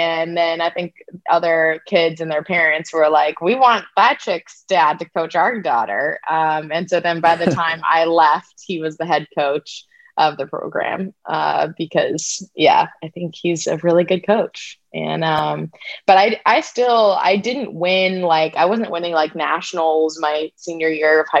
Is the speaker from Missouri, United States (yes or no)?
yes; St. Louis, Missouri, United States; I'm from St. Louis, Missouri, and we have lots of all-boys schools and all-girls schools there for some reason